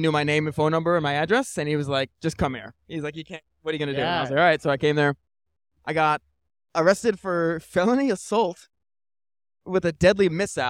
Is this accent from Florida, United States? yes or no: yes; Tampa, Florida, United States; my friends and I grew up in Tampa. Tampa's a shitty area.